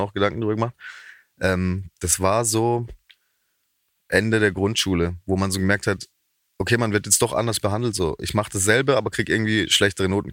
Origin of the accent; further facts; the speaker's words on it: Haslach im Kinzigtal, Baden-Württemberg, Germany; accent: Badisch (Alemannic); da in Haslach, wo ich herkomme